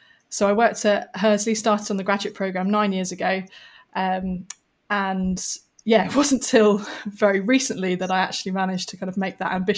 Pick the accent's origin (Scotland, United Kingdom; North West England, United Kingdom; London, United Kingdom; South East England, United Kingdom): London, United Kingdom; So I grew up in London, had pretty normal family life.